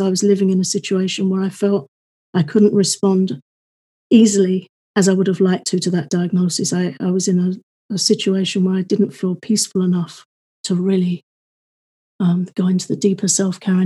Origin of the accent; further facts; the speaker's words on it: United Kingdom; I'm British